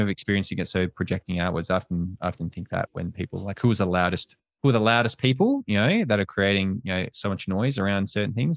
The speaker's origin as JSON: {"language": "English", "country": "Australia", "also_born_or_lived": "United States"}